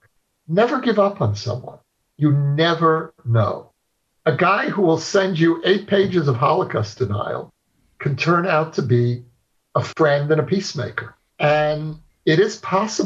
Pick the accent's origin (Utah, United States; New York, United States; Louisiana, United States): New York, United States; New York City; I grew up in Brooklyn of the 1960s in a neighborhood that's now become very famous or infamous, Borough Park